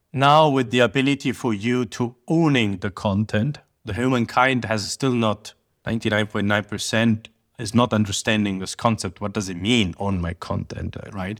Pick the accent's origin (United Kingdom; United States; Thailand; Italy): Italy; Sicily; moved away; I'm from Sicily